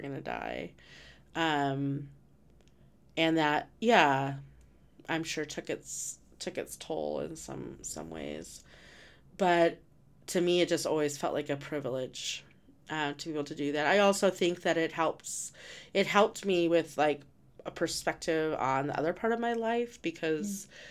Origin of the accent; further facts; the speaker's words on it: Rehoboth, New Mexico, United States; moved away; growing up in New Mexico, right at Rehoboth